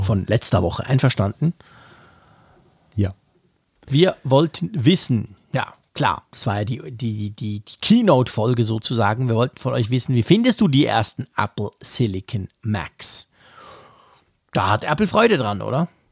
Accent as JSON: {"language": "German", "country": "Switzerland", "said": "hier bei uns in der Schweiz"}